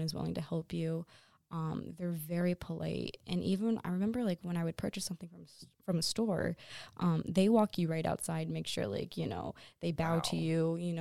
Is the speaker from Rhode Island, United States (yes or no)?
no; Cohoes, New York, United States; I come from Cahos, like that's where I grew up